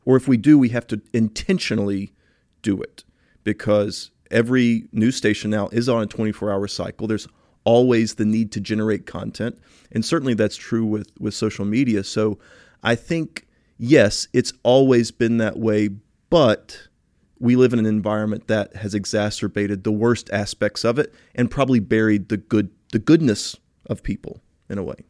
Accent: Tennessee, United States; Growing up in Tennessee

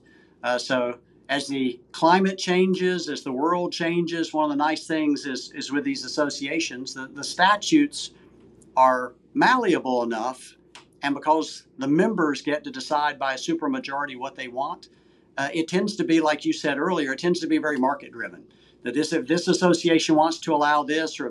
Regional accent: Kannapolis, North Carolina, United States; I'm from Kannapolis

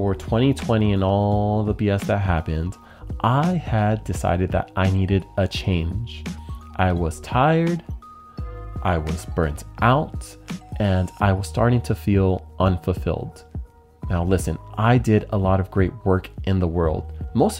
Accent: San Jose, California, United States; having served my hometown of San Jose for the past 12 years

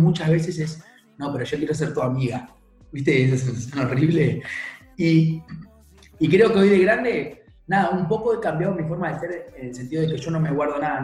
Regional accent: Mallorca, Balearic Islands, Spain; now in England, United Kingdom; soy de Mallorca, pero vivo en Inglaterra

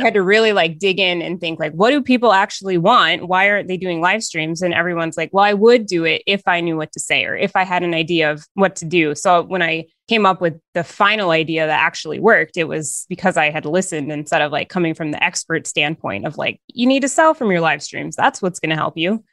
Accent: Northern Minnesota, United States; I am from Northern Minnesota

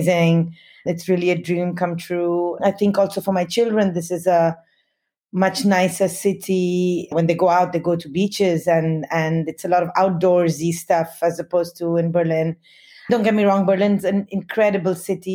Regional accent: Delhi, India; first language Hindi; English is a second language; moved away as an adult; also born or lived in Himalayas boarding school, India / Bombay, India / London, United Kingdom / Australia; I grew up in Delhi until I was 9, and my mother came from there, or her family came from there

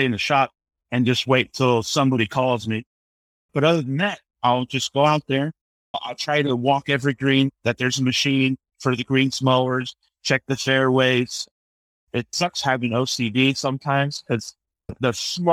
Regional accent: Palm Bay, Florida, United States; also born or lived in Fort Lauderdale, Florida / Ecuador (ancestry); I was born in South Florida, in Fort Lauderdale, but I grew up in Central Florida in Palm Bay, Melbourne

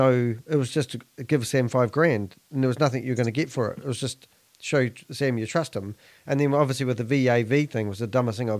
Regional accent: New Zealand; I'm a Kiwi.

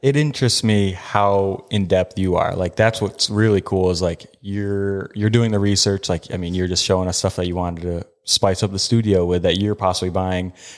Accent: Utah, United States; I'm from Utah.

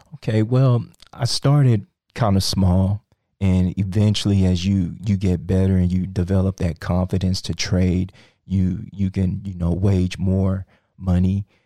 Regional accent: Sugar Land, Texas, United States; also born or lived in Nigeria / Iowa; I grew up here in, um, Sugarland

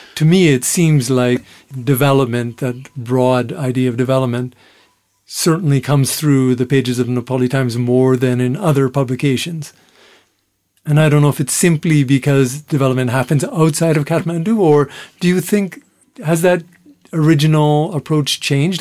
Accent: Canada; I'm from Canada

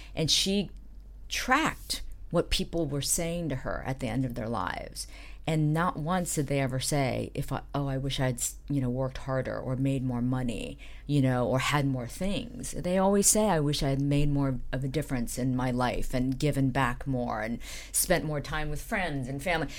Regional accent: Dayton, Ohio, United States; I grew up in Dayton, Ohio

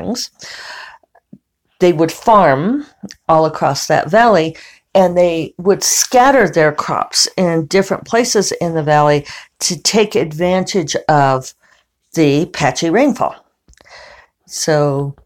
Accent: Denver, Colorado, United States; now in New Mexico, United States; growing up in Denver

